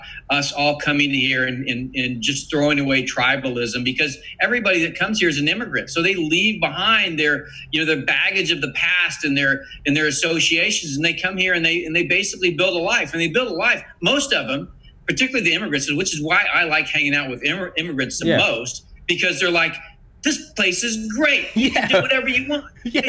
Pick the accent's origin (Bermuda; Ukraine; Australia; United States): United States; I'm an American.